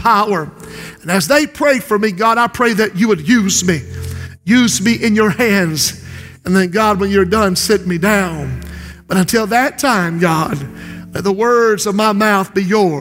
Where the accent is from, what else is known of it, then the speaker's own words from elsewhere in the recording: Society Hill, South Carolina, United States; when I was growing up in Society Hill, we barely had a telephone